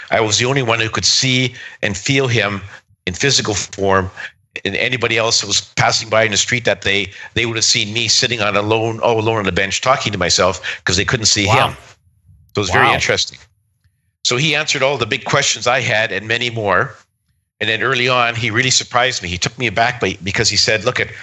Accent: Saskatchewan, Canada; moved away; also born or lived in Calgary; I was born and raised in Saskatchewan

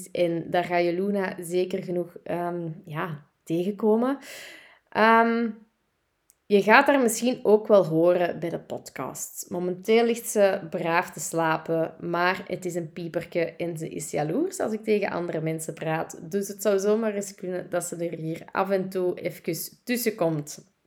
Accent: Turnhout, Antwerp, Belgium; accent: Kempen; now in Deurne, Belgium; Eh, ik ben oorspronkelijk van de Kempen. Ik ben eh, geboren en getogen in Turnhout, maar ik ben ondertussen wel afgezakt naar Antwerpen, naar Deurne om precies te zijn.

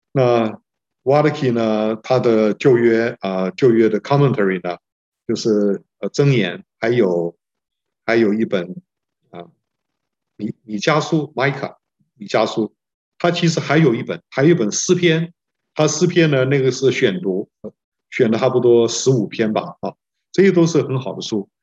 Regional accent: China; 我们中国人说啊，中国人的这个政治学叫做内圣外王

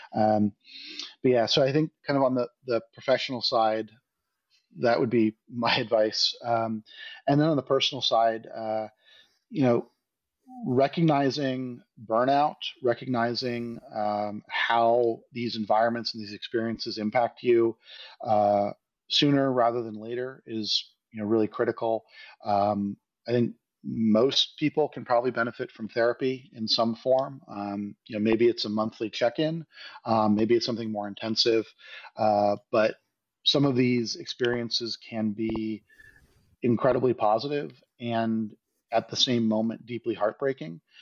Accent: United States; as an American

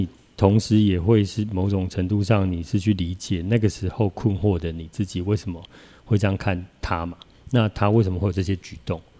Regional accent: Taiwan; 就是我们是汉人，我们是台湾人，他们是移工来这边工作的人

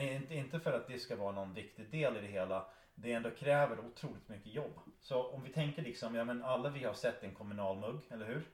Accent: Michigan, United States; Swedish is a second language; moved away as an adult; also born or lived in Östersund, Sweden / Uppsala, Sweden; now in Sweden; jag föddes i USA. Jo, det. Eh, och eh, väldigt nära Kanada ändå

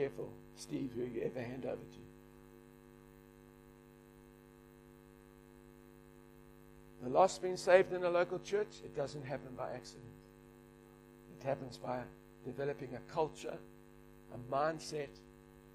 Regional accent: South Africa; now in Australia; I'm just a South African leading an Australian church

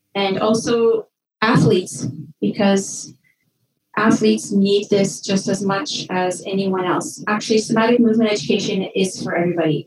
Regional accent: Red Lake, Ontario, Canada; moved away as an adult; also born or lived in Milan, Italy; I grew up in a small town in northwestern Ontario called Red Lake

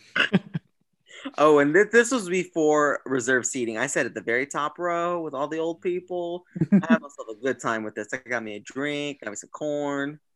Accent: Kansas City, United States; I am from the Kansas City region

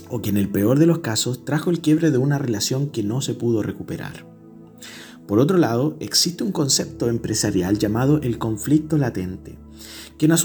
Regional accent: Chile; ¿Será porque somos chilenos de una cultura que no es muy buena para hablar?

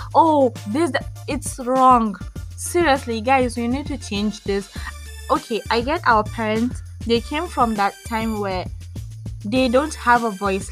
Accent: Adamawa, Nigeria; now in Abuja, Nigeria; I'm Nigerian. I am from Adamawa State, but I live in Abuja.

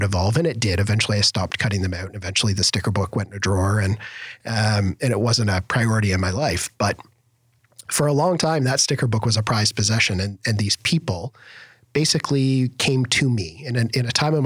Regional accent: Algonquin, Ontario, Canada; A little town called Algonquin Village

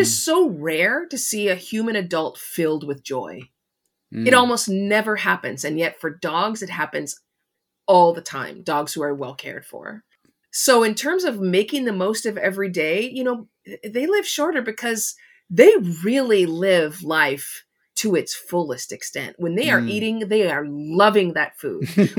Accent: Los Angeles, California, United States; I mean, I live on the East Coast of the U.S., but I grew up in Los Angeles, so in my cooking, I use a lot of different kind of peppers

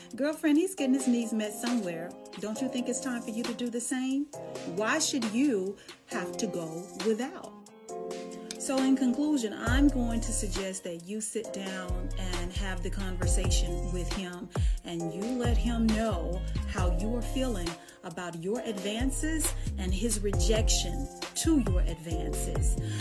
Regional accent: Dallas, Texas, United States; also born or lived in Charlotte; I'm from Dallas

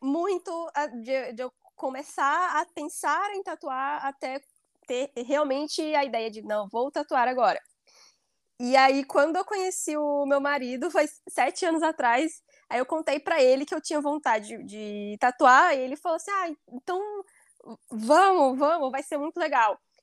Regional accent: Bahia, Brazil; moved away as an adult; now in Ireland; Eu sou da Bahia e eu moro na Irlanda há quatro anos.

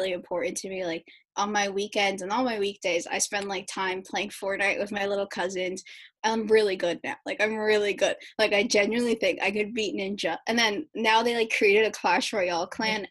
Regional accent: New York City, New York, United States; I grew up in the Lower East Side, which was predominantly Latinx and Black.

